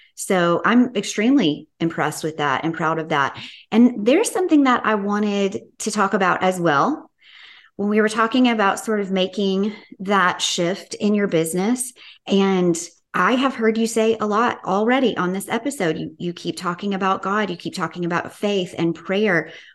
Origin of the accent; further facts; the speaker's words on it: Tennessee, United States; I'm from Tennessee